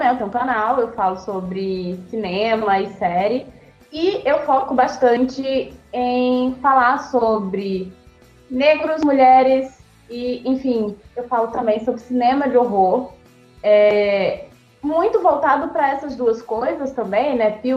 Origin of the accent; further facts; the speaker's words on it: Recife, Pernambuco, Brazil; now in São Paulo, Brazil; Eu sou de Recife, mas moro em São Paulo.